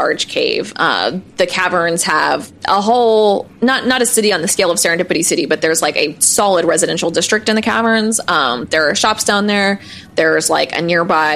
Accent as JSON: {"language": "English", "region": "Missouri", "country": "United States", "tie": "born or raised there", "said": "where I grew up in Missouri, there's like a bunch of caves"}